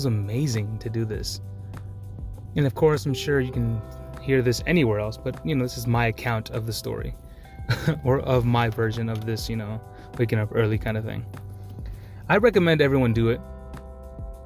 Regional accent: Maryland, United States; I'm from Maryland. You know, I was born and raised here

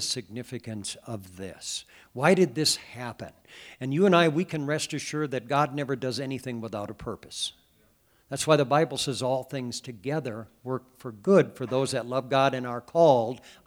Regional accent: Cascade, Iowa, United States; I was a young boy growing up in the Catholic Church back in Cascade, Iowa

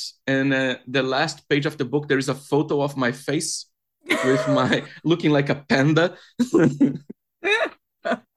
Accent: Brazil; moved away as an adult; now in London, United Kingdom; I'm originally from Brazil, but I've been living in the UK for like 5 years.

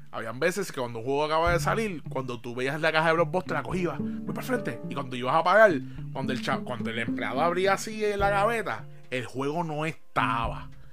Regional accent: Bayamón, Puerto Rico; Yo soy de Bayamón

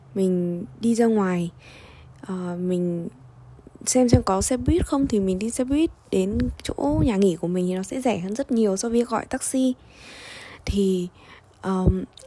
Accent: Vietnam; moved away as an adult; now in Russia; mình đến từ Việt Nam

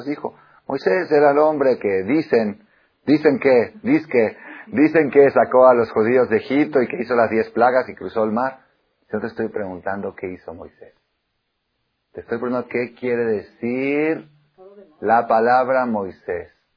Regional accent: Mexico; also born or lived in Argentina / Israel; yo nací en Argentina. Estudié me los 14 años a Israel, estudié 10 años en Israel, regresé a México

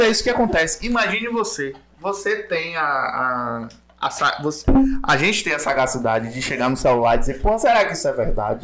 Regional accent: Muritiba, Bahia, Brazil; eu morei a vida toda em Muritiba, nasci e cresci lá

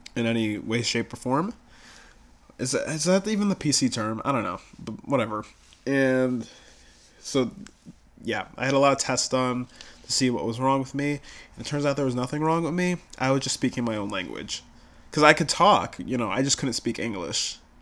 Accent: Buffalo, New York, United States; I'm from Buffalo

